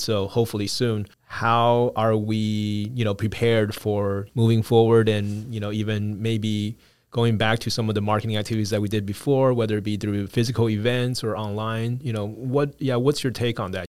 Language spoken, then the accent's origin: English; United States; we grew up in the States as well